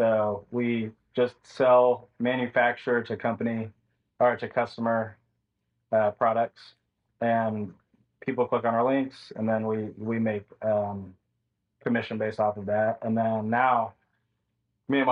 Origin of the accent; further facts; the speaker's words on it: Tulsa, Oklahoma, United States; I'm from Tulsa, Oklahoma